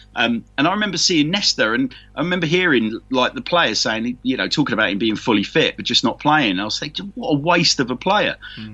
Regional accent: London, United Kingdom; accent: Londoner; also born or lived in Canterbury; growing up in London as a real youngster

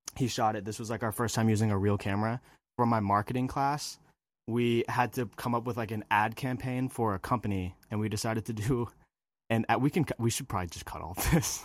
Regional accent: just north of San Francisco, Northern California, United States; moved away as an adult; also born or lived in Hawaii; I am from California. I was, uh, grew up there in Northern California, just north of San Francisco.

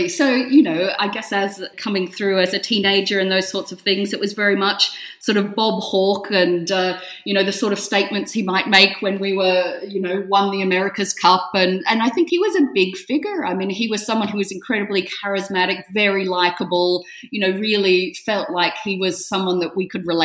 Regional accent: Australia; So as an Australian to live in something with such history and such heritage

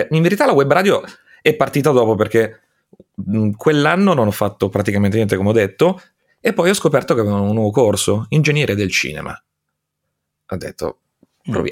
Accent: Aosta, Aosta Valley, Italy; born there; nasco ad Aosta adesso non so quando va in onda la puntata, quindi tra i 36 e i 37 anni fa

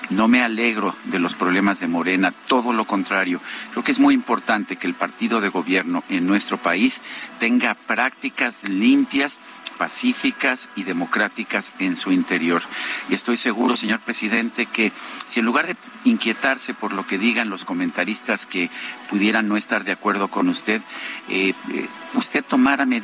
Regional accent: Mexico; como mexicano

